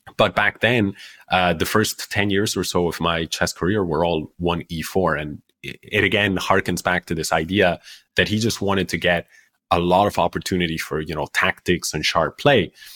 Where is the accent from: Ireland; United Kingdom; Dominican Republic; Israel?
Ireland; also born or lived in Spain; I grew up in Ireland